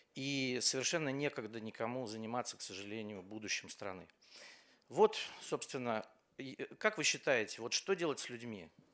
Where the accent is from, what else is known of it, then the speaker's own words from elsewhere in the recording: Saint Petersburg, Russia; moved away as an adult; я журналист из Петербурга, год здесь живу.